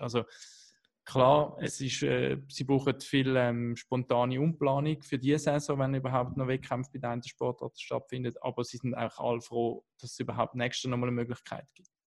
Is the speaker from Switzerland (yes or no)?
yes; Switzerland; als Schweizer